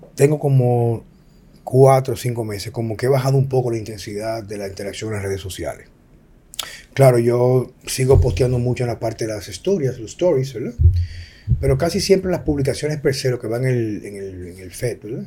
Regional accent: Dominican Republic; como ciudadano dominicano

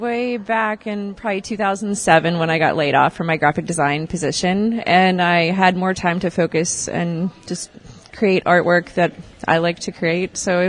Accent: East Palestine, Ohio, United States; I am from East Palestine, Ohio.

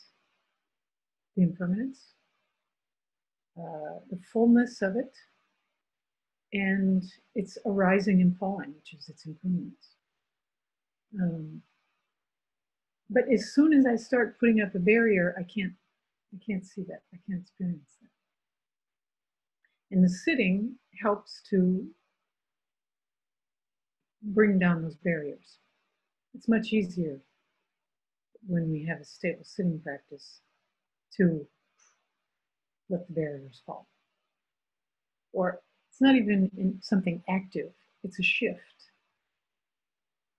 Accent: United States; now in France; I am American and live in France

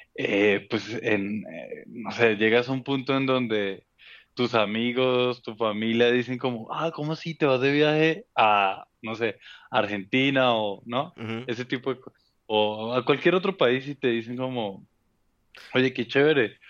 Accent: Bogotá, Colombia; accent: rolo; also born or lived in Cali; now in Mexico; nací en Cali, mi familia es, es de esa zona, del Valle del Cauca en Colombia. Yo crezco en Bogotá, mis papás se mudan a Bogotá y yo crezco ahí

